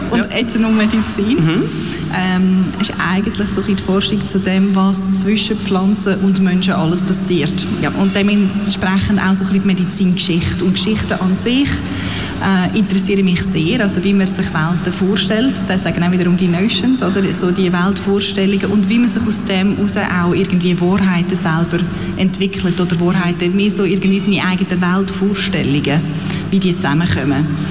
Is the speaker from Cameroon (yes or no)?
no; Aarau, Aargau, Switzerland; moved away as an adult; also born or lived in London / Berlin / Netherlands; ich bin im Kanton Aargau aufgewachsen, in Aarau, äh, bin dort auch immer in die Schule gegangen